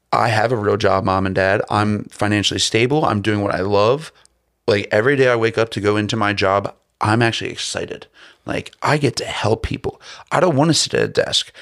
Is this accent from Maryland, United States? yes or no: yes; Baltimore, Maryland, United States; I'm from, I'm coming from Baltimore City.